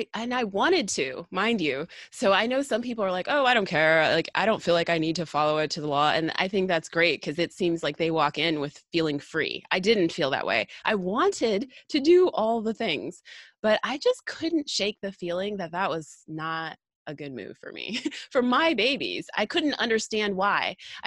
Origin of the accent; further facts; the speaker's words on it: United States; When I think of America, I'm American. I should have an opinion.